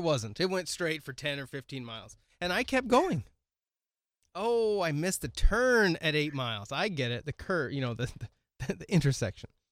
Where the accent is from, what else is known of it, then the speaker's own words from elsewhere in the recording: West Coast, United States; moved away as an adult; now in South Dakota, United States; I grew up in the mountains with roads that actually had curves in them